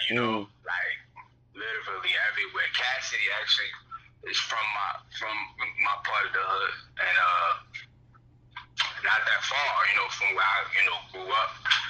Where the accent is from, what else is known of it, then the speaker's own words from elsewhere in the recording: Philadelphia, Pennsylvania, United States; I'm from Philadelphia.